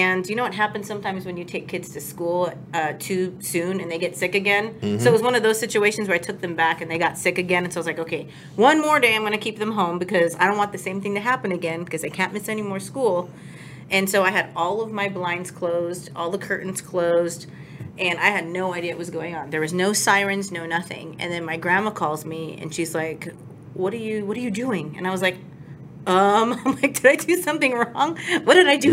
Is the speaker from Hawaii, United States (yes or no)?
yes; Hawaii, United States; moved away as an adult; also born or lived in California; now in Texas, United States; I was born and raised in Hawaii. Moved to California for several years and then decided to plant my feet here in Texas a couple years ago